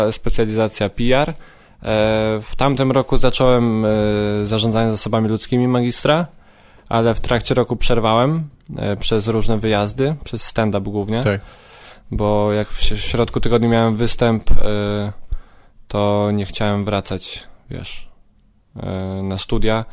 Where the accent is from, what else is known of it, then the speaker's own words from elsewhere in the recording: Radymno, Subcarpathian Voivodeship, Poland; moved away as an adult; now in Kraków, Poland; Urodziłem się w Radymnie na Podkarpaciu